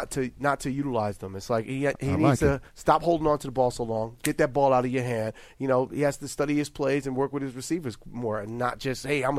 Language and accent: English; New York City, New York, United States; Born and raised in 16th Street and 9th Avenue, which is, back in the day, it was the projects. It was the hood.